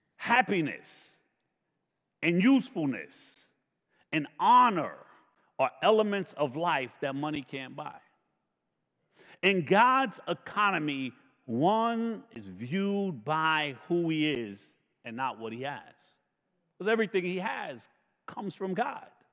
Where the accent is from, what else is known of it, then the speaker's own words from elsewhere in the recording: New York, United States; I grew up in New York